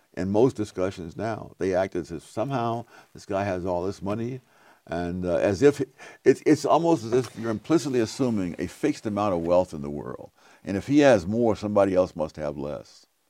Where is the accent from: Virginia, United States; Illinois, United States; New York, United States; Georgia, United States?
New York, United States; New York City; moved away; also born or lived in North Carolina; When I grew up in Harlem in the forties and fifties, I never heard a gunshot